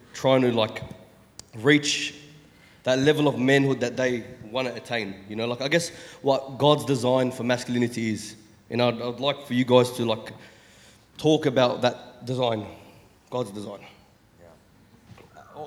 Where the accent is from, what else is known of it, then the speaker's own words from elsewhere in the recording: Sydney, New South Wales, Australia; I'm 27, from Sydney, Chester Hill